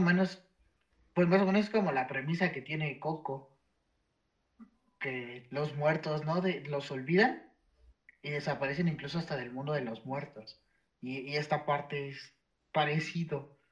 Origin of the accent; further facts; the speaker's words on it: Mexico; desde nuestras raíces prehispánicas